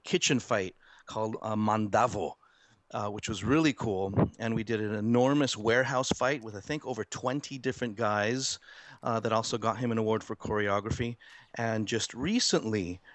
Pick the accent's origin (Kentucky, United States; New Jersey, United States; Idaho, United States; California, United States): California, United States; I'm a California boy, born and raised